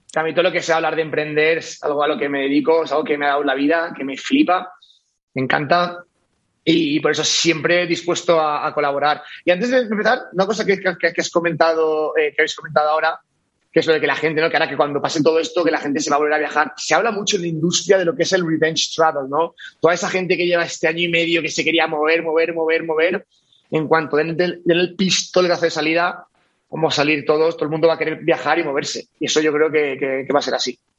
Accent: Valencia, Valencian Community, Spain; moved away as an adult; also born or lived in Barcelona; soy de Valencia original, me fui a Barcelona

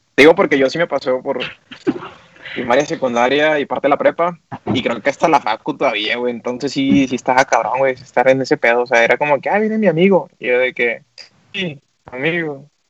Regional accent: Monterrey, Nuevo León, Mexico; somos regios

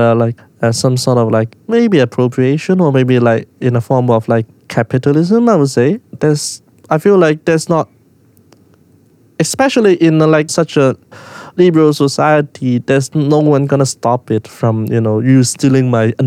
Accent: Hong Kong; someone growing up in Hong Kong

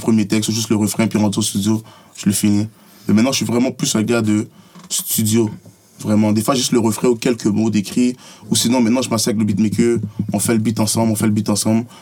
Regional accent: Montreal, Quebec, Canada; je suis né à Saint-Michel, comme je te dis, puis avant, je sortais jamais mon quartier

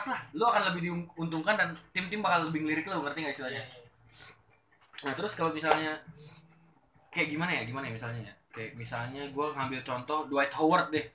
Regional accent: Indonesia; gue ngerasa gue raksasa loh di sini di Indonesia

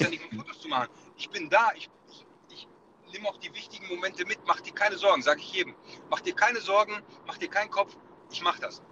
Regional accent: Bochum, North Rhine-Westphalia, Germany; ich bin in Bochum geboren, Bochum-Wattenscheid

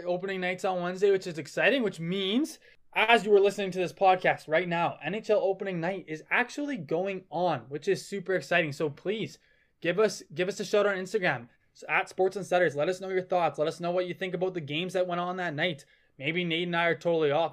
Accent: Calgary, Alberta, Canada; I'm from Calgary

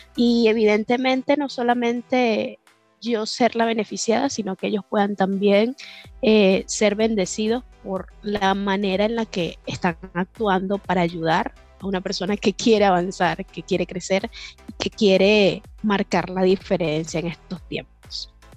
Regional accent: Venezuela; Como, como toda venezolana arriesgada

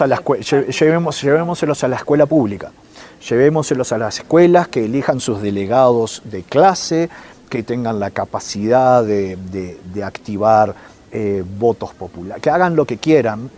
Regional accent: Uruguay; now in Chile; yo soy uruguayo que vive en Chile

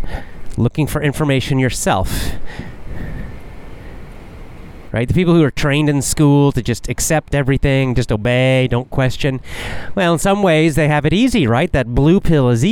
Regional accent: the South, United States; also born or lived in Georgia / Florida; I was raised in the South, the southern part of the United States. Georgia, Florida, way down south.

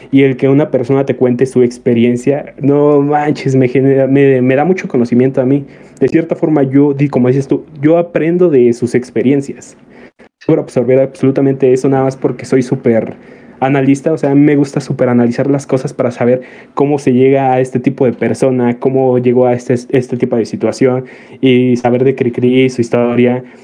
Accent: Tarímbaro, Michoacán, Mexico; Desde Tarímbaro, Michoacán.

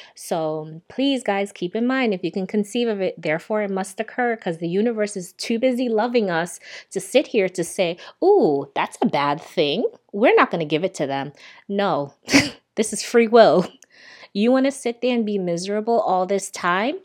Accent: Jamaica; also born or lived in New York, United States; now in Miami, United States; I am a Jamaican-born Sagittarius

